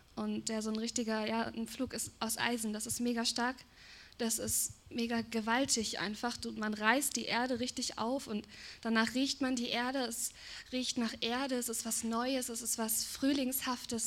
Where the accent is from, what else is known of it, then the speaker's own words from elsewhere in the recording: Germany; bin Deutsche, wir Deutschen